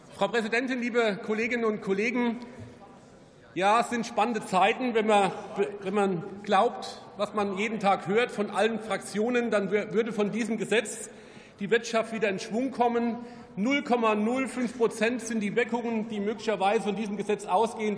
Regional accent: Rhineland-Palatinate, Germany; Ich komme aus Rheinland-Pfalz

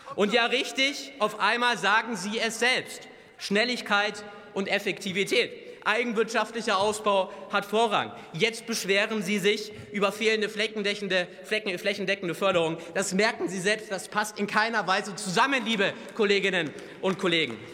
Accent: Bavaria, Germany; Ich komme selber aus Bayern

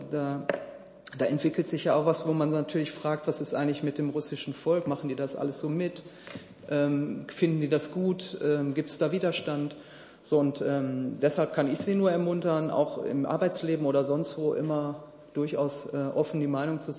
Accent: Duisburg, North Rhine-Westphalia, Germany

